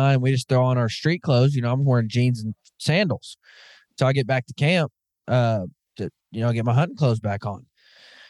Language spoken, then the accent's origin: English; Arkansas, United States; I'm from Arkansas, so we're a bunch of backwoods hillbillies anyways